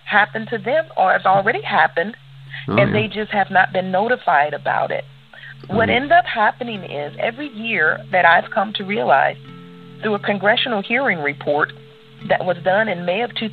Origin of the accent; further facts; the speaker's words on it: St. Louis, Missouri, United States; I was born in St. Louis, Missouri. I'm a native of Missouri. I'm a Missourian